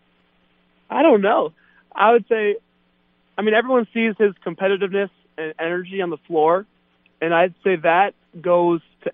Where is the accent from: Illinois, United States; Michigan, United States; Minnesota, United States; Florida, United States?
Minnesota, United States; Minneapolis; moved away; in my hometown, in the home of the Vikings, U.S. Bank Stadium